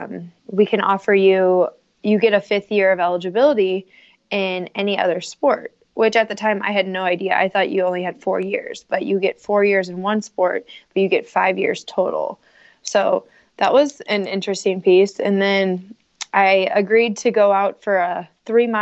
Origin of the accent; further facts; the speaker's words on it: St. Louis, Missouri, United States; also born or lived in Southern Indiana; I work for the corporate offices in St. Louis. I moved home from Southern Indiana in the summer of 2015